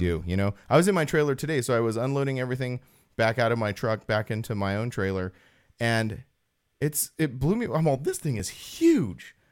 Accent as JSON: {"language": "English", "town": "Apple Valley", "region": "California", "country": "United States", "said": "I'm from Apple Valley"}